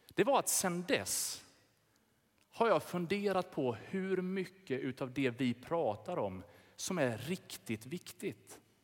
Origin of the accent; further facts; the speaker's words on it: Sweden; vi har blivit lurade som svenskar i vårt lilla hörn